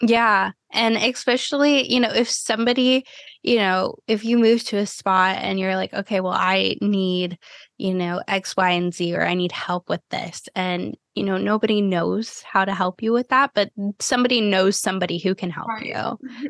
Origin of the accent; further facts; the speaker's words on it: Cleveland, Ohio, United States; now in Florida, United States; I grew up in Cleveland, Ohio and like going back up there now after living in Florida for a decade